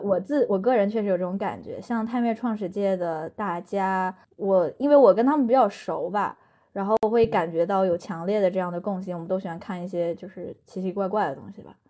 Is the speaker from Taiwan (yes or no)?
no; Chengdu, Sichuan, China; also born or lived in Anhui; 我老家是安徽，就是我是嗯，我是个，爸妈都是安徽的安徽人。然后我嗯老家从安徽给我从五岁拽到成都